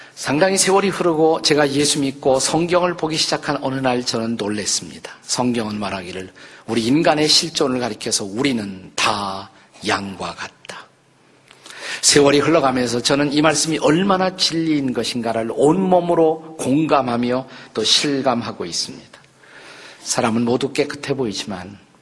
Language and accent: Korean; Suwon, Gyeonggi Province, South Korea; 제가 태어난 곳이 여기서 멀지 않습니다. 수원에 가시면 오목천이라는 곳이 있어요.